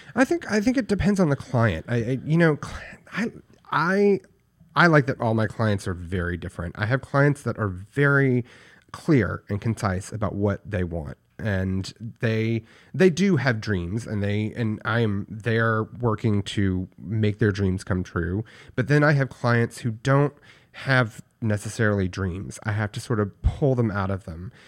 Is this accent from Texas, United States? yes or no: yes; Paris, Texas, United States; I grew up in Paris, Texas, which is a very, very small town in, in backwoods Texas.